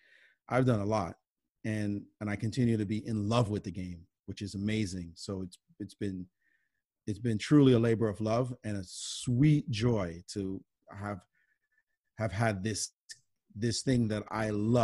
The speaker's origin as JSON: {"language": "English", "town": "Brooklyn", "region": "New York", "country": "United States", "tie": "born or raised there", "said": "and especially growing up in Brooklyn that I relished. You know, we play in the parks."}